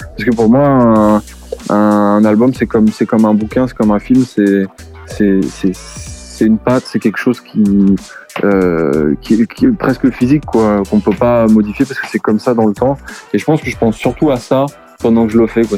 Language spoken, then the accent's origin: French; La Rochelle, Nouvelle-Aquitaine, France; now in Paris, France; je viens de La Rochelle et je suis arrivé à Paris.